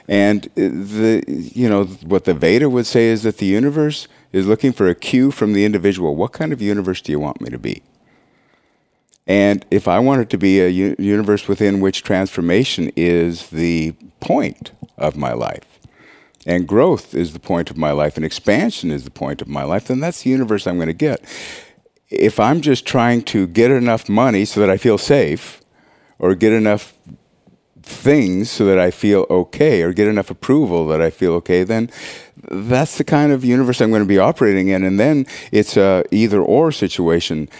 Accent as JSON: {"language": "English", "region": "Montana", "country": "United States", "tie": "born or raised there", "said": "I'm from Montana. I was raised on a farm"}